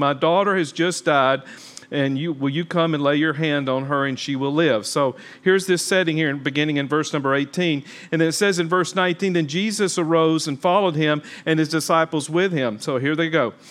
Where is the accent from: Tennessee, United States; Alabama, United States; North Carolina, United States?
Alabama, United States; Talladega; I'm from Talladega, Alabama